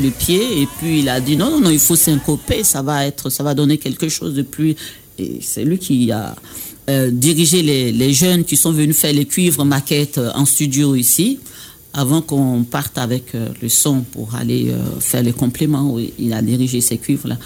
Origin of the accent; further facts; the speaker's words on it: Baoulé area, Côte d’Ivoire; accent: Baoulé; nous, les Baoulés